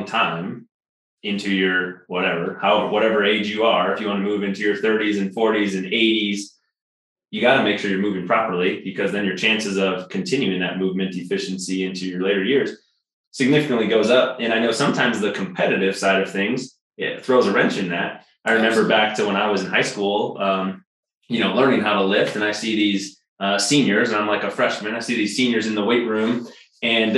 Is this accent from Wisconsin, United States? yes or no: yes; Wisconsin, United States; now in Colorado, United States; Madison, Wisconsin, my home state